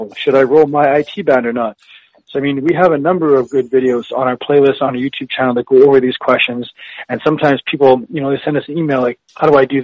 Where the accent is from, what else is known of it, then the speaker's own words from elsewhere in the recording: Winnipeg, Manitoba, Canada; I was born and raised in Winnipeg.